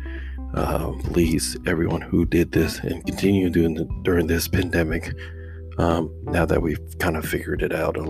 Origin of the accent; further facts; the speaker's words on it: Georgia, United States; where I'm from Georgia, the United States here